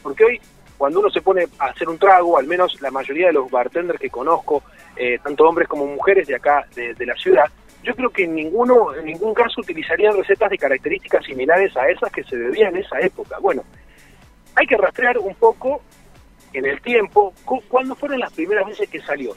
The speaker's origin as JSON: {"language": "Spanish", "town": "Ascensión", "region": "Buenos Aires Province", "country": "Argentina", "tie": "born or raised there", "moved": "yes", "lives_now": "Rosario, Argentina", "said": "yo no soy nativo de Rosario y a los 17, 18 eh, vivía en un pueblo, el pueblo de mi viejo se llama Ascensión"}